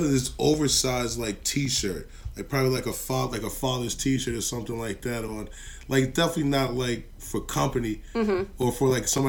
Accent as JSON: {"language": "English", "region": "North Carolina", "country": "United States", "moved": "yes", "said": "Because I'm from North Carolina."}